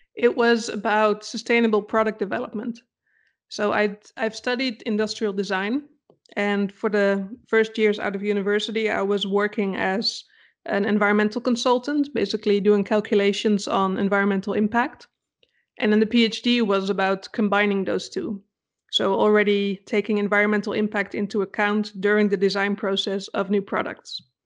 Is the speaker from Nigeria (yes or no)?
no; Netherlands; English is a second language; moved away as an adult; also born or lived in Denmark; now in Germany; technically I'm from the Netherlands